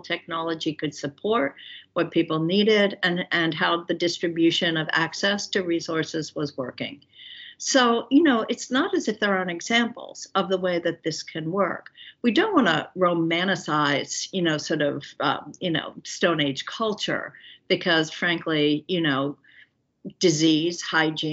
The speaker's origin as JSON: {"language": "English", "town": "Philadelphia", "region": "Pennsylvania", "country": "United States", "tie": "born or raised there", "said": "I grew up in Center City, Philadelphia, and went to public schools all my life"}